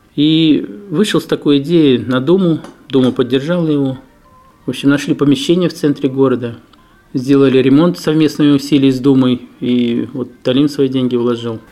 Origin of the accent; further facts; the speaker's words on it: Ufa, Bashkortostan, Russia; now in Daugavpils, Latvia; Я сам родом с Уфы.